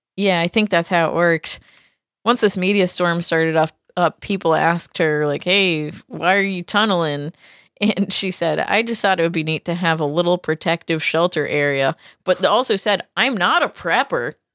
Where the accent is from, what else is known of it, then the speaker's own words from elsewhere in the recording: New England, United States; I'm from New England.